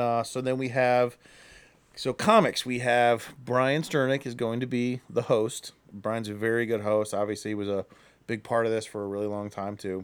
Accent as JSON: {"language": "English", "town": "Akron", "region": "Ohio", "country": "United States", "said": "we're from Akron"}